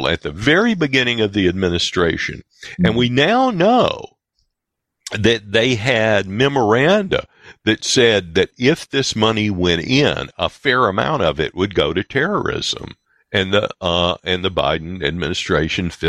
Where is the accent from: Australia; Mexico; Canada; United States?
United States; I'm an American through and through.